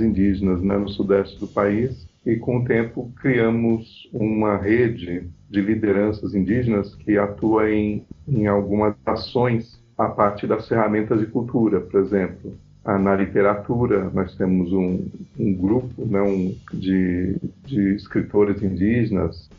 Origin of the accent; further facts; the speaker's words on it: São Paulo, Brazil; eu sou de São Paulo.